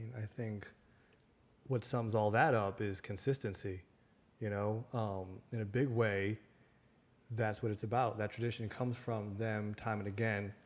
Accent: Connecticut, United States; my hometown. You know, it's a very small, middle America type town, blue collar, on a river in Connecticut

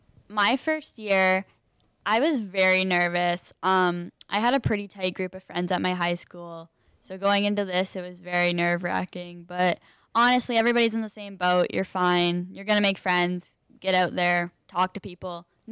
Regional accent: Peterborough, Ontario, Canada; moved away as an adult; now in Kingston, Canada; So I'm from Peterborough. I live 30 minutes out of Peterborough, more in the country, but it's a smaller town, I would say, compared to Kingston.

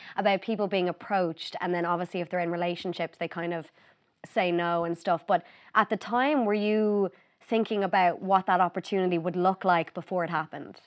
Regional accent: Ireland

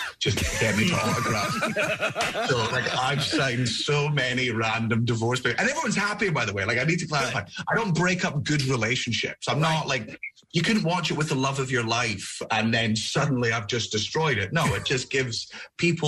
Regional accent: Scotland, United Kingdom; I'm Scottish

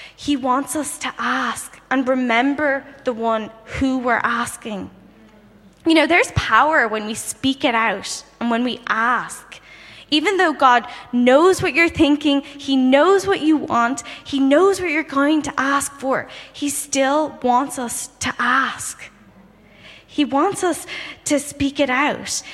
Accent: Dublin, Leinster, Ireland; moved away as an adult; now in London, United Kingdom; I'm originally from Dublin, Ireland, and I recently moved to um, London to do a master's.

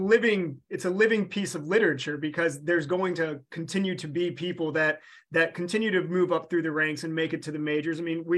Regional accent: Norfolk, Virginia, United States; I'm a Southeastern Virginia, Hampton Roads, Tidewater native, whatever you want to call it, 757 here in Norfolk.

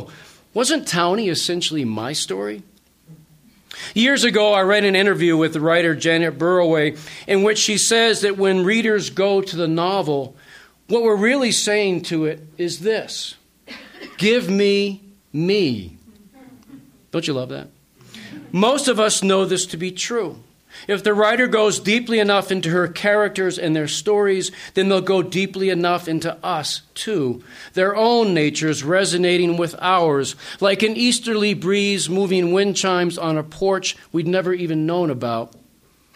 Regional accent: Haverhill, Massachusetts, United States; In my hometown of Haverhill, Massachusetts, the mill town where I grew up

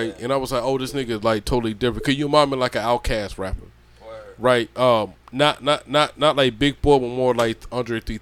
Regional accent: Georgia, United States; moved away; I'm from Georgia

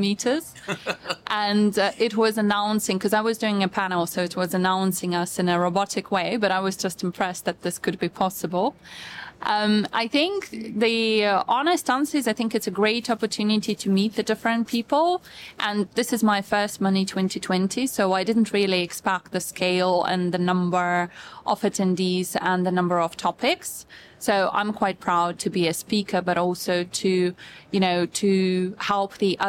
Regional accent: Russia; now in United Kingdom; I was born in Russia and I was brought up to be a housewife

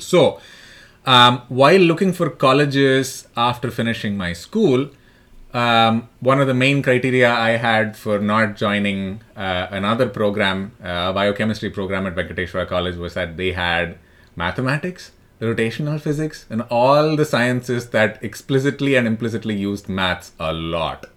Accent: Delhi, India; also born or lived in Chennai; I'm from Delhi. I did a lot of my schooling and college there, but I was born in Madras.

